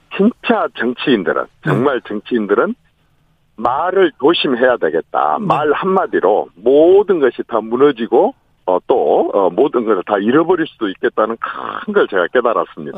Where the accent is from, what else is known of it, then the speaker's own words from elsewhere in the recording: Honam, South Korea; 그 호남 출신인 제가